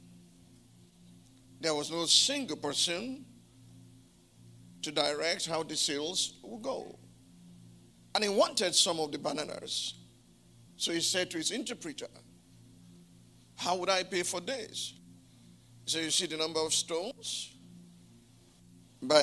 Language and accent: English; Abeokuta, Ogun State, Nigeria; my hometown